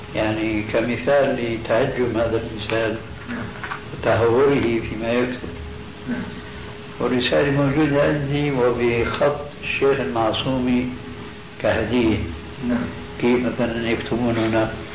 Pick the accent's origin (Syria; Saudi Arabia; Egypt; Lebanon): Syria; عندنا في سوريا